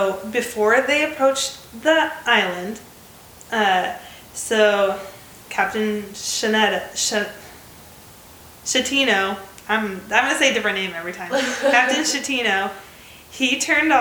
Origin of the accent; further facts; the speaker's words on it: United States; accent: American; my American accent